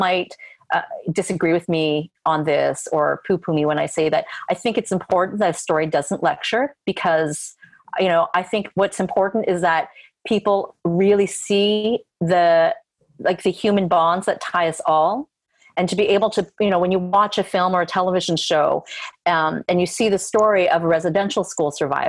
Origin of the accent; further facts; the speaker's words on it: Canada; And I know what a challenge it is to get things produced as a Canadian filmmaker.